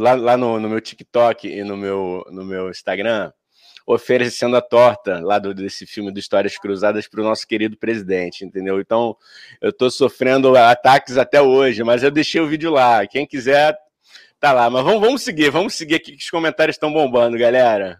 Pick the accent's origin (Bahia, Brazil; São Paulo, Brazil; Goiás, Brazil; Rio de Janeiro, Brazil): Rio de Janeiro, Brazil; A gente nascido e criado no Rio de Janeiro